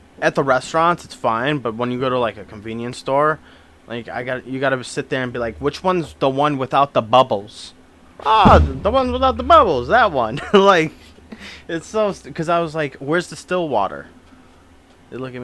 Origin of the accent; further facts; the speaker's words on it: United States; I'm American